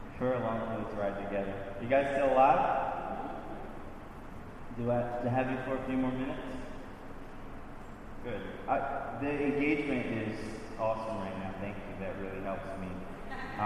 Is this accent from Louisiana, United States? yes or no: yes; Louisiana, United States; moved away as an adult; now in Baltimore, United States; I'm from Louisiana. All my family is still down there. I've been in Baltimore 17 years now